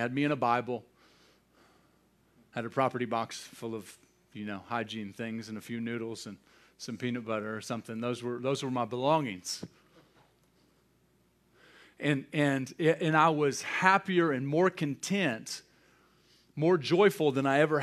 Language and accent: English; United States; I'm an American. I'm not going to apologize for that. I'm grateful that I was born in this country.